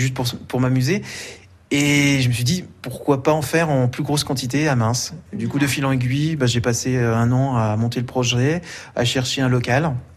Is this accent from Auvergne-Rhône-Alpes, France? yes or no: no; Bourgogne-Franche-Comté, France; now in Mens, France; comme je viens de Franche-Comté, là-bas en Franche-Comté, on parle de la tourniole